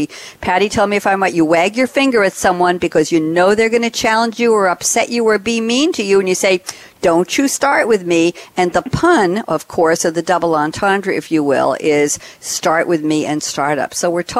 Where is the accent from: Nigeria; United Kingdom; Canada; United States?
United States; Long Island, New York; moved away as an adult; also born or lived in Boston, Cambridge area; The little one from Long Island at the time, the little one from Long Island